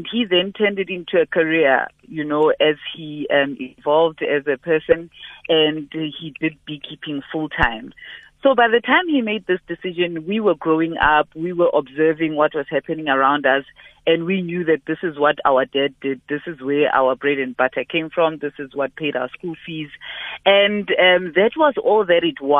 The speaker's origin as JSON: {"language": "English", "country": "South Africa", "first_language": "Sepedi", "second_language": "English", "said": "they sing in my mother tongue, uh, in Sepedi."}